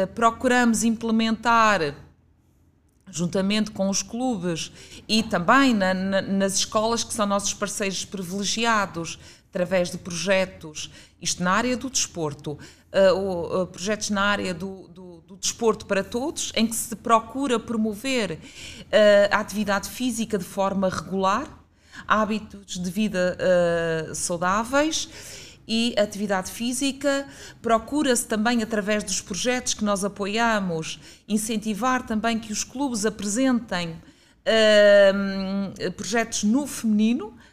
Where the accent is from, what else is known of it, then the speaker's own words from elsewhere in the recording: Guimarães, Norte, Portugal; moved away as an adult; also born or lived in Braga; now in Lisbon, Portugal; sou natural de Guimarães